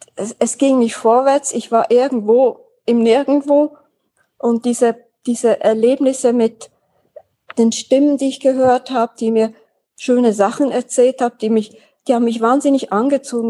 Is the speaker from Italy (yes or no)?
no; Switzerland; Ich bin 1948 in der Schweiz geboren, Schulen durchlaufen, da aufgewachsen